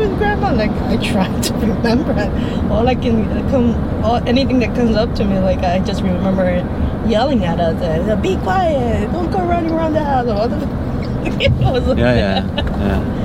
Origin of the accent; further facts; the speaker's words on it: Venezuela; first language English; moved away; I grew up in Venezuela. I was born here, but I grew up in Venezuela.